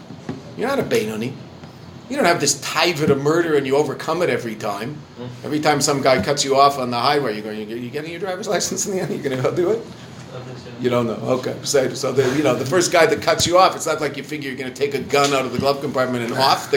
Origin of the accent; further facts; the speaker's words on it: Canada; I'm a Canadian